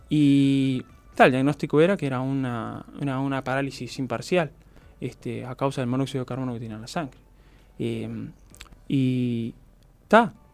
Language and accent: Spanish; Montevideo, Uruguay; also born or lived in Florida; Nací acá en Montevideo nos habíamos ido a Florida por un tema de que, ta, mi madre tenía a mi abuela